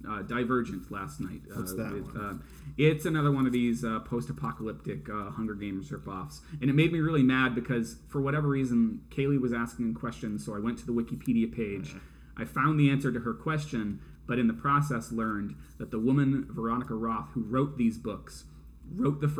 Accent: New England, United States; us New Englanders

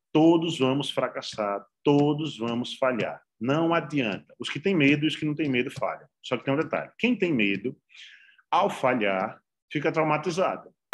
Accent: Alagoas, Brazil; moved away; also born or lived in Sergipe; eu nasci em Alagoas, na verdade, eu não nasci em Sergipe, não

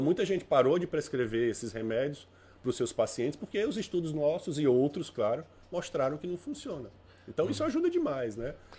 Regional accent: Paraíba, Brazil; moved away; also born or lived in Fortaleza, Ceará / São Paulo; Eu sou cearense de história, né? De, de nascimento. Mas eu me considero mais paraibano, porque minha família toda é de João Pessoa. Eu só fui morar um tempo em Fortaleza e nasci lá, obviamente

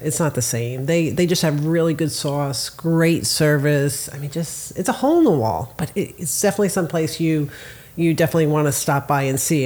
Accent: New Jersey, United States; now in Florida, United States; growing up in New Jersey, like we had diners all over the place

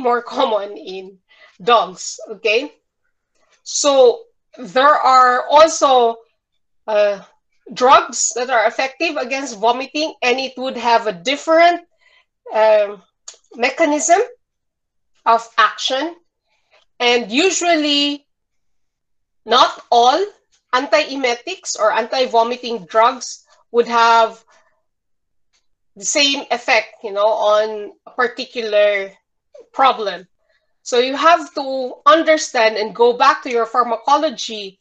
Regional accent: Bukidnon, Northern Mindanao, Philippines; I grew up in Bukidnon, and Bukidnon is a mountainous region in smack in the middle of Mindanao.

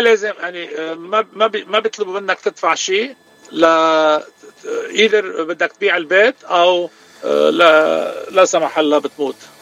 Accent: Beirut, Beirut Governorate, Lebanon; also born or lived in Chicago, United States; now in Santa Monica, United States; أنا ببيروت من راس بيروت، صار لي 44 سنة بأمريكا

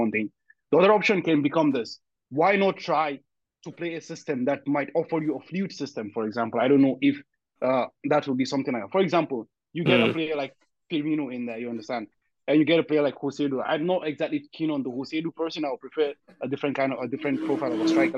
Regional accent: Nigeria; I'm Nigerian

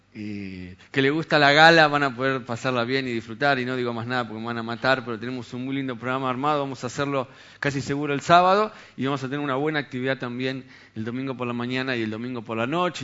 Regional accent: Argentina; la mayoría de acá somos argentinos

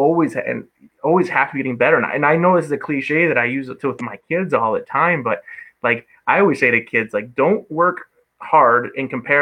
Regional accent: Michigan, United States; now in Fond du Lac, United States; I'm from Michigan

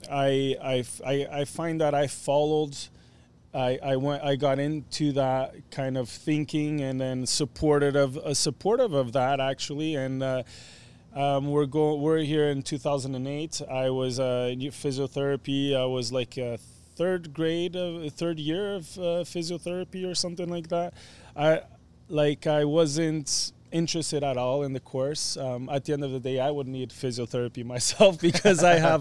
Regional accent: Portugal; moved away; growing up in Portugal, went to this, colegio or private school

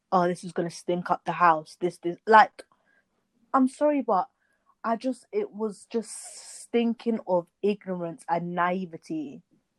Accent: United Kingdom; because generally we know, yeah, we're British or from wherever, there's black people all over Europe and wherever, but we also know where we came from

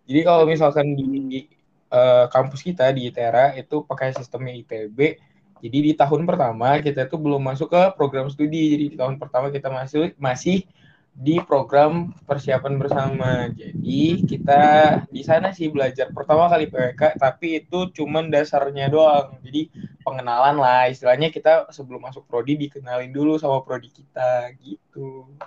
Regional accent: Lampung, Indonesia; Lampung tuh kan gue dari Lampung

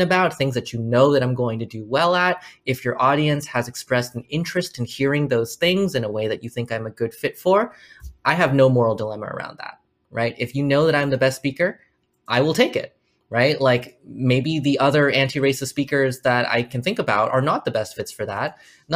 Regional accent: United States; I am Chinese American.

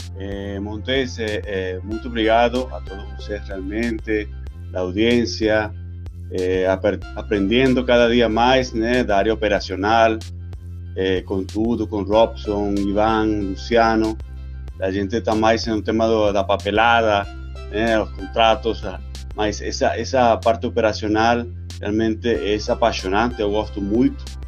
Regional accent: Venezuela; Portuguese is a second language; moved away as an adult; now in Brazil; eu sou estrangeiro, né? Meu sotaque às vezes é um pouco assim, que atrapalha, mas trato de, de me expressar em português, né? É, Para quem não sabe, eu sou nativo da Venezuela

